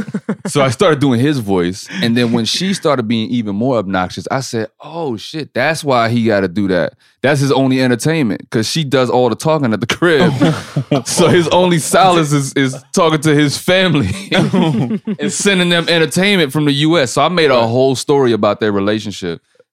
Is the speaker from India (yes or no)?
no; Germany; See, I grew up in Germany, so I never identify with any specific team. I'm an Army brat.